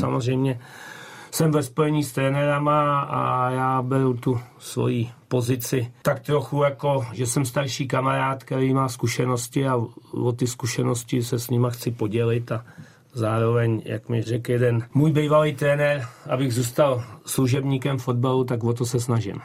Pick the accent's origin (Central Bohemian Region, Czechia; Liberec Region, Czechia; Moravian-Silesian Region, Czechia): Central Bohemian Region, Czechia; Votice; moved away as an adult; pocházím z Votic, jo, z Povoticích, eh, kde jsem hrál už jako dorostené za chlapy